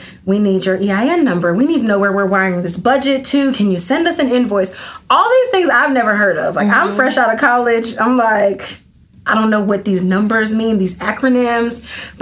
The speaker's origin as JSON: {"language": "English", "town": "Atlanta", "region": "Georgia", "country": "United States", "also_born_or_lived": "Athens, Georgia", "said": "I moved from Athens to Atlanta, which I'm originally from"}